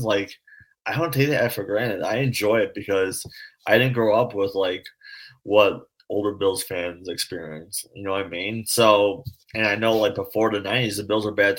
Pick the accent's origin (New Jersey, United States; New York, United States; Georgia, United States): New York, United States; Buffalo; I take pride I'm from Buffalo